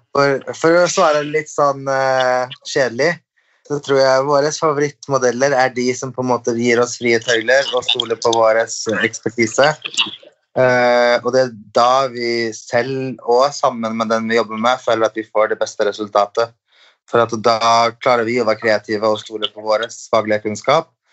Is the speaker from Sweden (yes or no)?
yes; Sweden; now in Norway; jeg er svensk